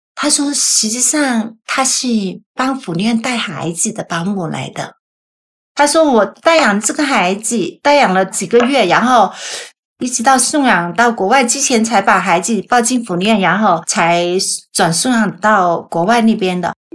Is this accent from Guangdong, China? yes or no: yes; Guangzhou, Guangdong, China; moved away as an adult; now in United States; 一九七零年出生的，我的老家是广州，郊区的